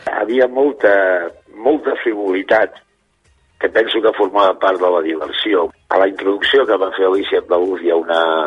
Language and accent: Catalan; Barcelona, Catalonia, Spain; moved away; de Barcelona